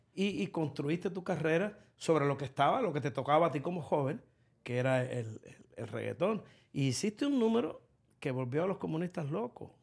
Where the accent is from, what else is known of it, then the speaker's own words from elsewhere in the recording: Cuba; now in United States; nosotros somos cubanos, tenemos dos banderas la que nos vio nacer y la que nos va a ver morir acá en los Estados Unidos